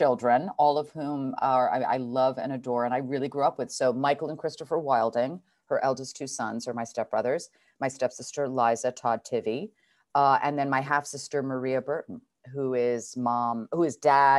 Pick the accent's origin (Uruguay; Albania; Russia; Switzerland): Switzerland; Geneva; born there; Yeah, so I was born in French Switzerland in Geneva Hospital, which sort of amazingly is where my dear dad died.